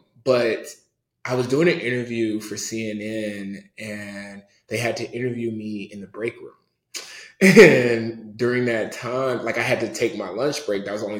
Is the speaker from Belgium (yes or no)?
no; Nigeria; So like, and we're Nigerian.